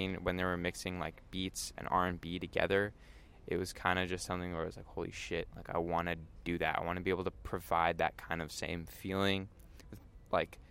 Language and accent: English; Palo Alto, California, United States; I was born and raised in Palo Alto, lived here my whole life